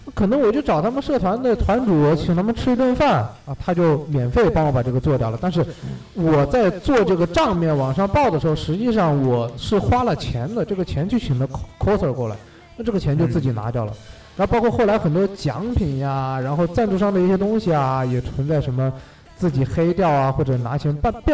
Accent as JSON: {"language": "Chinese", "town": "Wuhan", "region": "Hubei", "country": "China", "also_born_or_lived": "South Korea", "moved": "yes", "said": "我们武汉人"}